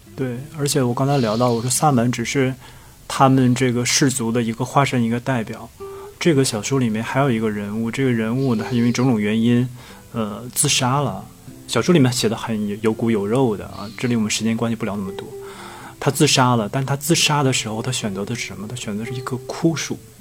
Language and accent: Chinese; Heilongjiang, China; 我是黑龙江人。嗯。所以我们那边呢，也有这个类似于萨满的这种东西，我们那边嗯。叫跳大神儿